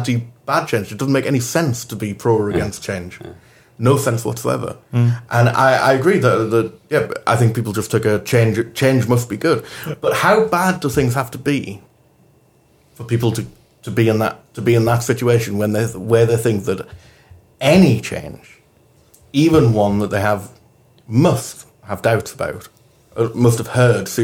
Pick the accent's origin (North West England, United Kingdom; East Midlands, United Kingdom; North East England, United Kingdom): North East England, United Kingdom; Newcastle upon Tyne; moved away; also born or lived in Scotland; growing up in Newcastle